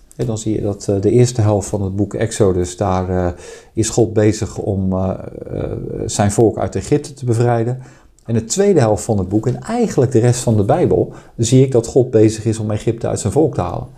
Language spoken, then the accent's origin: Dutch; Netherlands; ik ben afkomstig uit Nederland